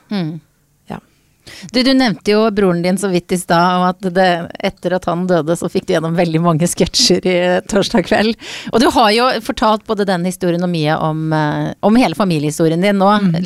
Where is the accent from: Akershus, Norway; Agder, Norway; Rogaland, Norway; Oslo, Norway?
Akershus, Norway; Jessheim; jeg er oppvokst på Jessheim